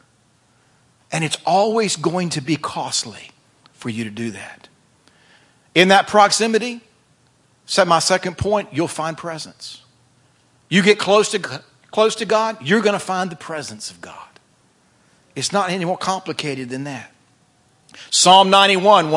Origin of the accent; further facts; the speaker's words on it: the South, United States; accent: Southern; I was raised in the South. That's why this accent lingers